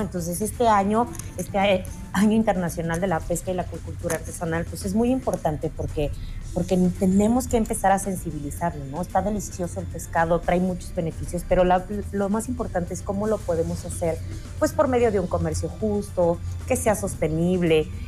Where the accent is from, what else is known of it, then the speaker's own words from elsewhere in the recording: Mexico; como buen mexicano